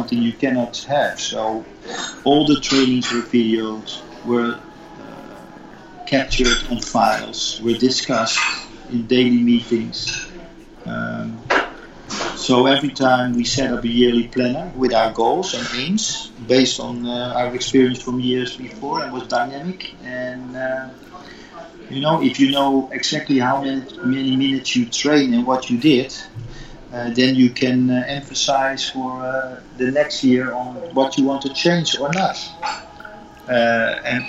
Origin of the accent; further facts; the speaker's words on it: Netherlands; moved away as an adult; also born or lived in Qatar; in Holland, where I come from